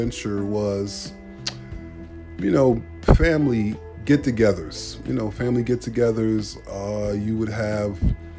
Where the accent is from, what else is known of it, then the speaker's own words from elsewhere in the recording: New York City, New York, United States; I'm from Brooklyn